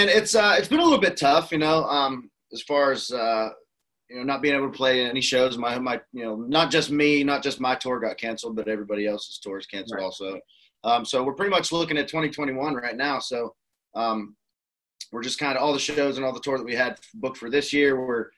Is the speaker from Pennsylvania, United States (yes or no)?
yes; Cresson, Pennsylvania, United States; also born or lived in McKeesport, Pennsylvania; I grew up in Crescent, Pennsylvania, and which is about 2 hours east of Pittsburgh